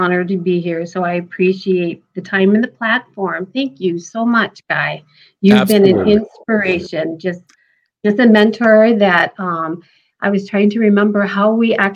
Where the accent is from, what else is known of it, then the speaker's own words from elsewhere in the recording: North Dakota, United States; also born or lived in Fargo, North Dakota; I am born and raised in North Dakota. I moved to Fargo, I won't say how many years ago